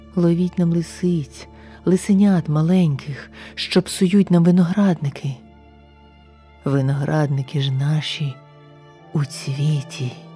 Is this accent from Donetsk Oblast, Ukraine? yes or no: no; Kyiv, Ukraine; now in Baden, Switzerland; Я українка, киянка